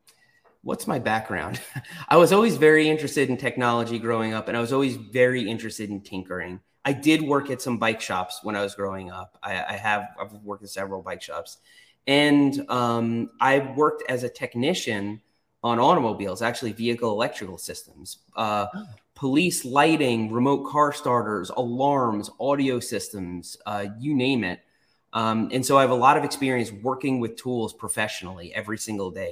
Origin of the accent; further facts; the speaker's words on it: New York, United States; also born or lived in Florida; now in North Carolina, United States; I grew up in New York